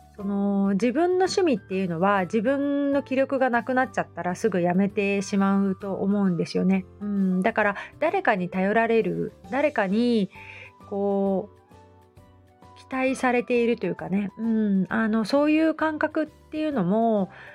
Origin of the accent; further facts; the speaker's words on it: Hamamatsu, Shizuoka, Japan; also born or lived in Kita-Kamakura; now in Kamakura, Japan; 私浜松なんですけど